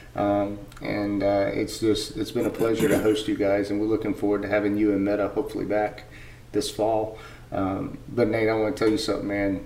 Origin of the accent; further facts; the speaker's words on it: United States; also born or lived in rural Georgia; now in Georgia, United States; as an American and me that has been overseas